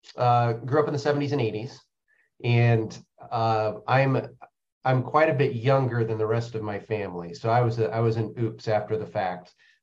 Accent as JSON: {"language": "English", "region": "Indiana", "country": "United States", "tie": "born or raised there", "said": "Born and raised in Indiana and a big geek, went to Indiana University, Eagle Scout."}